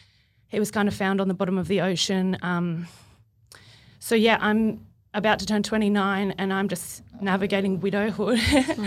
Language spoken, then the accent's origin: English; Sydney, New South Wales, Australia; moved away as an adult; now in Gold Coast, Australia; I was born and bred on Sydney's Northern Beaches